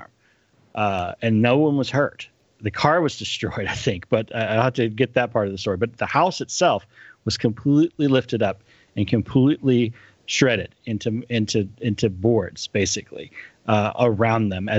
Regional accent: North Texas and West Texas, United States; also born or lived in College Station, Texas; I grew up in North Texas and West Texas before we moved down to the College Station area.

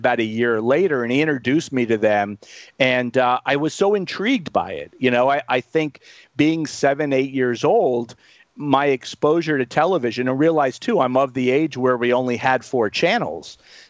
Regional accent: Miami Beach, Florida, United States; growing up in Miami Beach, where I did grow up

